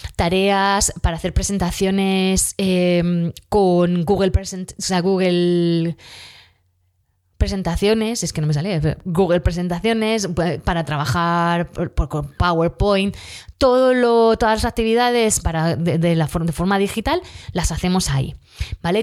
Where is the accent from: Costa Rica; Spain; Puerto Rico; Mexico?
Spain; Region of Murcia; accent: Murcian, southern; nosotros aquí en Murcia pues eh, no terminamos todas las palabras, nos comemos